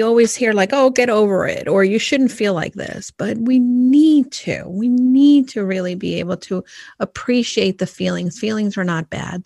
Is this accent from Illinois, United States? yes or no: no; New York, United States; now in Connecticut, United States; someone who lives here in Connecticut, but I'm like, no. I came from New York